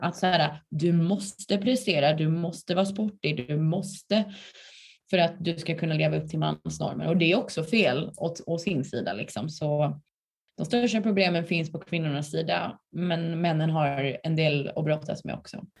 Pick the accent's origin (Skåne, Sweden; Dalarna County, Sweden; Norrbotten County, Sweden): Skåne, Sweden; moved away as an adult; also born or lived in Lund; now in Stockholm, Sweden; Jag är från Skåne